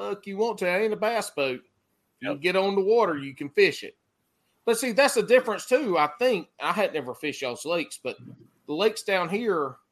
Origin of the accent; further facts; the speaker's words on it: South Carolina, United States; growing up in South Carolina